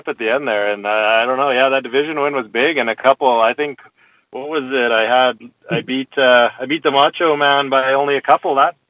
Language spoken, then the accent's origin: English; northern Saskatchewan, Canada; Originally, yeah, Saskatchewan, northern Saskatchewan. I'm sitting in Nipawin, which is fairly north.